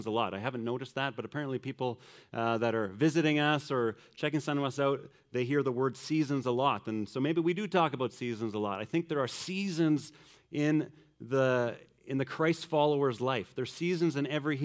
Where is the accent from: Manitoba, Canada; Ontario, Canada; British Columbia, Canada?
Manitoba, Canada; growing up in Manitoba